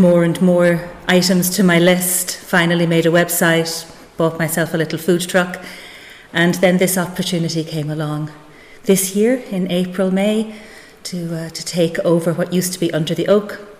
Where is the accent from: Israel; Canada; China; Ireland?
Ireland; Inishbofin, County Galway, Connacht; moved away as an adult; also born or lived in Switzerland; now in Whitegate, Ireland; I'm from Inishbofin, County Galway, originally.